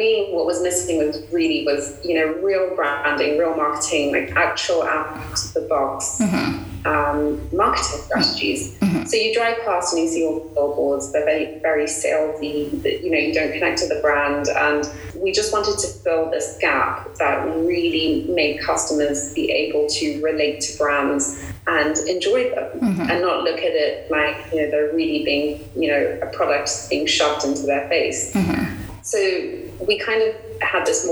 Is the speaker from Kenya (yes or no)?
yes; Kenya; being born and raised here